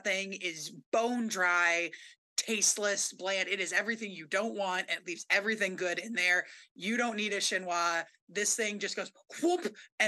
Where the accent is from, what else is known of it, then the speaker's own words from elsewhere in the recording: Berkeley, California, United States; now in Vermont, United States; I grew up in Berkeley.